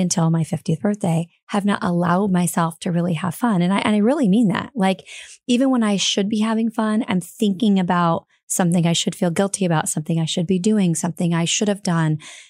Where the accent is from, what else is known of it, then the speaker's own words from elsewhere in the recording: Fort Wayne, Indiana, United States; Fort Wayne, Indiana.